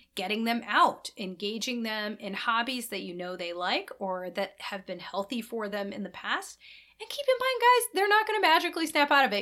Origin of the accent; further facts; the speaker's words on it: Midwest, United States; we're both from Midwest